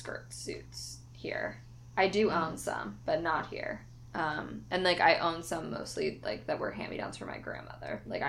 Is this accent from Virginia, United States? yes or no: no; California, United States; I'm from California